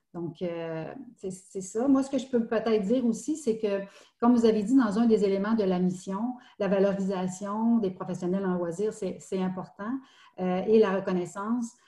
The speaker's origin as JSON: {"language": "French", "area": "Estrie", "region": "Quebec", "country": "Canada", "also_born_or_lived": "Montreal", "moved": "as an adult", "said": "je viens de l'Estrie. J'avais, j'avais quitté quelques années pour, pour, pour Montréal."}